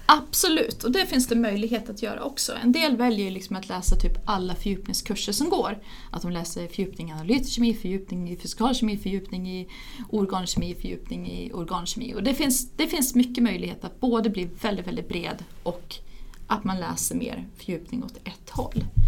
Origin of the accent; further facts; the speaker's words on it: Ludvika, Dalarna County, Sweden; moved away as an adult; also born or lived in England; now in Uppsala, Sweden; jag är eh, ursprungligen från Ludvika, flyttade till Uppsala för att börja plugga